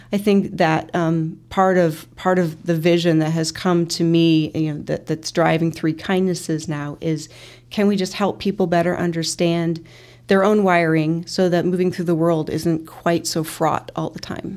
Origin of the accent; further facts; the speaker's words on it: Peoria, Illinois, United States; I'm originally from Peoria